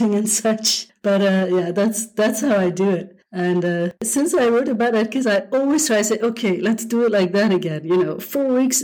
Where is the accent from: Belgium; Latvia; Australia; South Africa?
Belgium; I'm from Belgium, right? I live in Europe